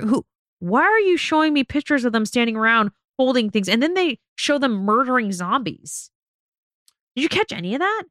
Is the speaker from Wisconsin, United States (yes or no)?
no; Las Vegas, Nevada, United States; I'm from Vegas. I'm born and raised, but we live in Vegas